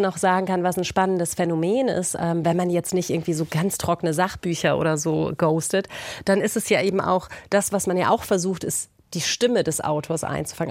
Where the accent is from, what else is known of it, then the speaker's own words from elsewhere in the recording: Austria; als Österreicherin selbst